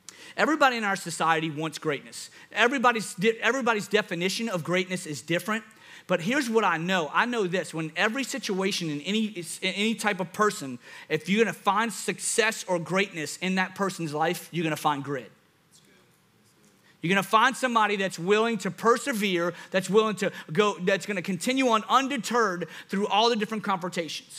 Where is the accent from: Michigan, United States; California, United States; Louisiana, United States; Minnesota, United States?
Louisiana, United States; I'm from Louisiana.